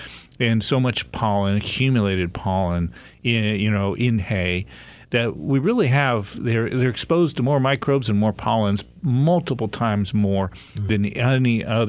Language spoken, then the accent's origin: English; Pennsylvania, United States; born or raised there